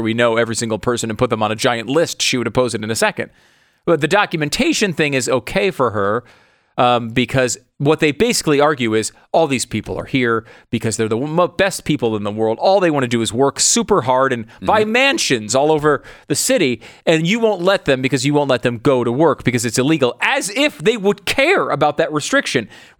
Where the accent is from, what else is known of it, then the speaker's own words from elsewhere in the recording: Connecticut, United States; moved away; also born or lived in New York; I was born in New York. I grew up in Connecticut.